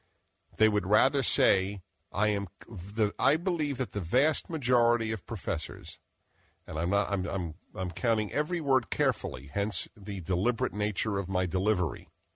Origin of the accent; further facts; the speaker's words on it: United States; And I am thankful that I am an American.